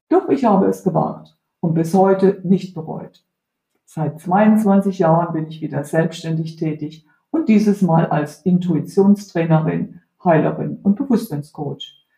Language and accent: German; Heidelberg, Baden-Württemberg, Germany; moved away as an adult; also born or lived in Spain; eigenen Heimatstadt, wo ich aufgewachsen bin